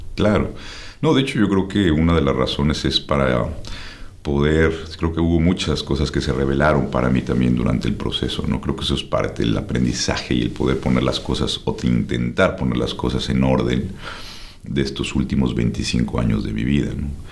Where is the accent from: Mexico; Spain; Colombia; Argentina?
Mexico; Mexico City; moved away; Los que nacimos en México nos decimos, nos dicen chilangos